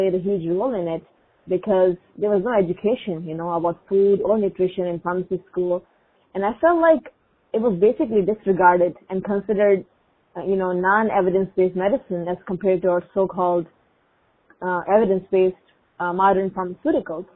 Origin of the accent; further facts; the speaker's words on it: Pakistan; first language Urdu; English is a second language; now in Minnesota, United States; I am originally from Pakistan, and growing up, my mom and other relatives, my aunts, used many natural remedies